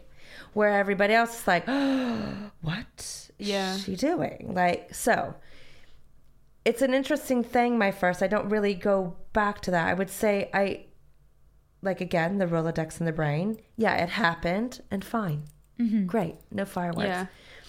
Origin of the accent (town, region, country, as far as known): Northern California, United States; born or raised there; moved away as an adult; now in United Kingdom